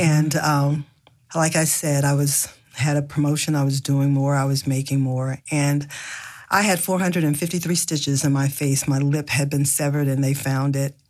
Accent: the South, United States; I grew up in the South in a family, a large family

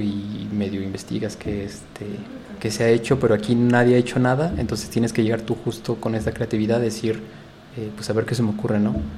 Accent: Mexico; moved away; representando a, México, a mi UNAM, este, mis pumas

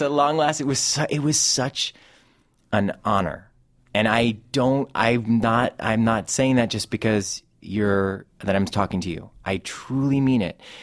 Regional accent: Cleveland, Ohio, United States; my hometown of Cleveland and Ohio

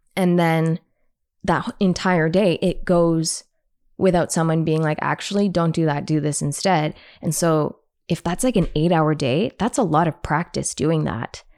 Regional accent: Canada; because I'm Canadian

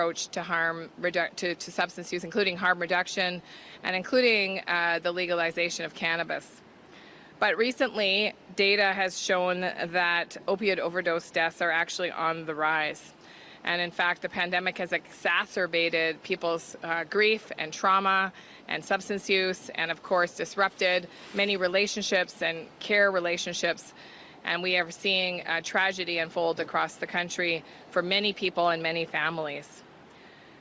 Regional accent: Thunder Bay, Ontario, Canada; I'm the Minister of Health for Canada, and I come from Thunder Bay, Ontario, which is your neighbor

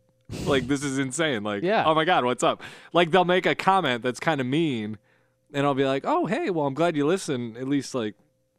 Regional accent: South Bend, Indiana, United States; So from South Bend loosely. Yeah. My hometown.

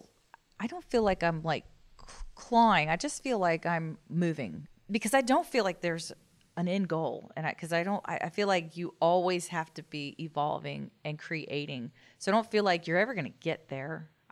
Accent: Dallas, Texas, United States; also born or lived in Destin, Florida; I grew up here in Dallas.

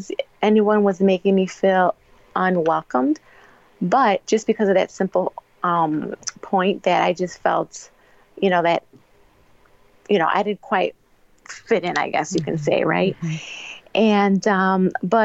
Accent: Elgin, Illinois, United States; Born and raised in Elgin. Elgin is my hometown and it'll always be my hometown

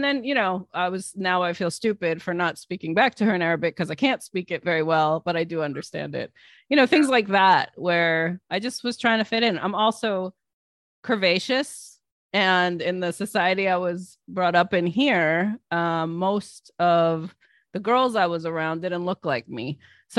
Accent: East Coast, United States; So I was raised here on the East Coast mainly

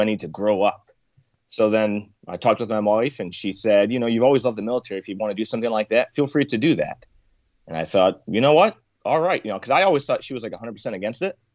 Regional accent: Michigan, United States; I was born and raised in Michigan

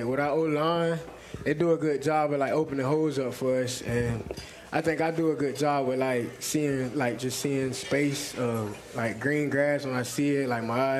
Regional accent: Titusville, Florida, United States; I'm from Titusville.

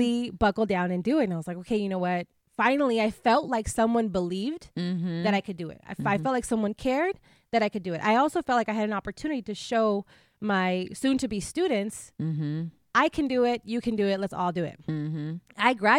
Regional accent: Imperial Valley, California, United States; also born or lived in Mexicali, Mexico; So I was born in Mexicali, Mexico, mm-hmm. and I was raised in a small border town in California called the Imperial Valley. It's a really small town, and it's about a four-hour drive from here.

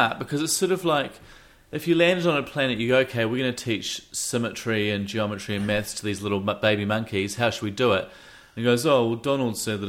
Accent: Wellington, New Zealand; I'm a Wellingtonian.

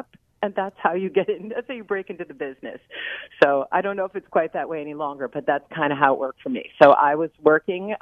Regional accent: New York City, New York, United States; moved away; also born or lived in Hollywood / Philadelphia; I was raised on the Upper West Side of Manhattan

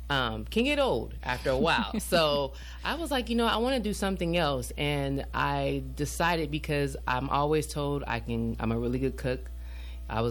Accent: Fontana, California, United States; I was raised in Fontana

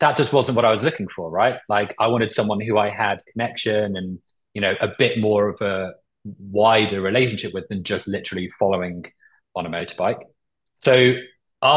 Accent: Cornwall, South West England, United Kingdom; now in London, United Kingdom; I grew up in Cornwall

